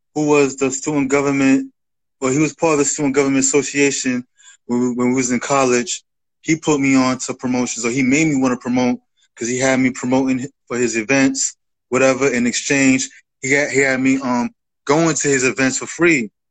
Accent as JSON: {"language": "English", "town": "New York City", "region": "New York", "country": "United States", "said": "I'm from the Bronx, so I grew up you know, as a rap fan"}